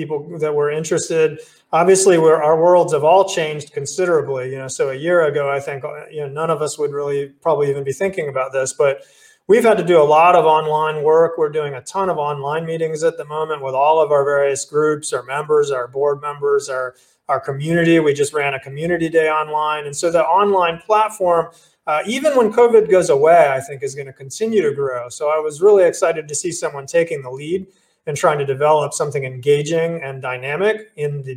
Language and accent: English; South Florida, United States; moved away as an adult; also born or lived in Dubai, UAE; now in North Florida, United States; I'm originally from South Florida. I moved up to North Florida and been there ever since like 87